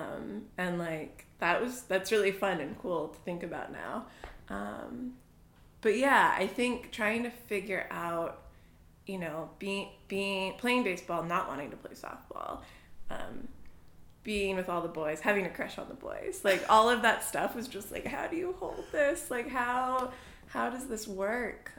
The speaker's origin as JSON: {"language": "English", "region": "New Hampshire", "country": "United States", "tie": "born or raised there", "also_born_or_lived": "Boston, Massachusetts", "moved": "as an adult", "said": "we moved from Boston when I was three or four to New Hampshire"}